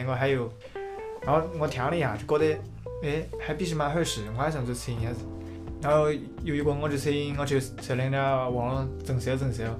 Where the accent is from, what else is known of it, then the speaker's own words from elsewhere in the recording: Yichun, Jiangxi, China; first language Yichun dialect (Gan); 说的就是我们家乡那边的家乡话，